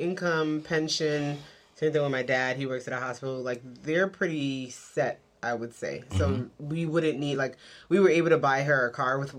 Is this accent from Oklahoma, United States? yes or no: no; New York City, New York, United States; born or raised there; moved away